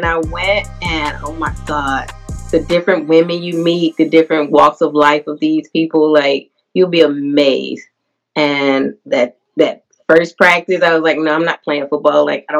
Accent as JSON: {"language": "English", "region": "Tennessee", "country": "United States", "said": "I'm from Tennessee, the volunteer state"}